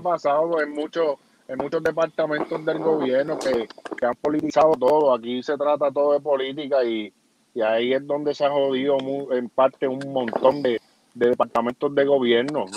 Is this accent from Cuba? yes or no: no; Florida, Puerto Rico